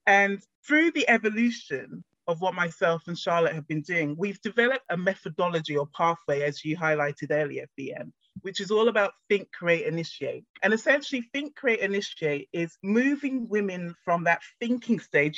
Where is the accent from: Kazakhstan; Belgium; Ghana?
Ghana; my family, myself, we're originally from Ghana in Africa.